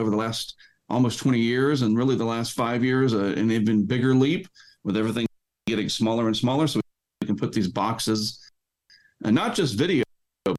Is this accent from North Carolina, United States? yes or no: yes; Eastern North Carolina, United States; as a child and growing up in Eastern North Carolina